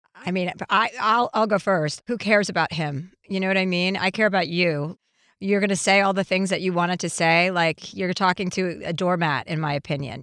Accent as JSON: {"language": "English", "region": "New Jersey", "country": "United States", "said": "I'm from New Jersey"}